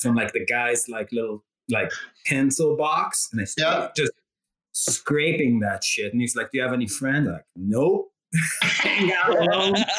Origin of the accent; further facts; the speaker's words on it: Rehovot, Central District, Israel; moved away as an adult; also born or lived in La Jolla, California, United States; now in United States; I'm from Rehovot. It's like a town 20 miles south of Tel Aviv.